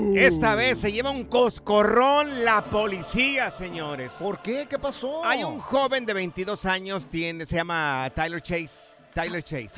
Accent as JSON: {"language": "Spanish", "town": "Guadalajara", "region": "Jalisco", "country": "Mexico", "moved": "yes", "said": "Guanatos, mi tierra querida"}